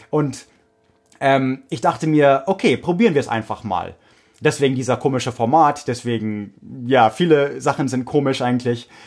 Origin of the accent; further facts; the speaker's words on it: Oregon, United States; German is a second language; okay, ich komme aus Oregon.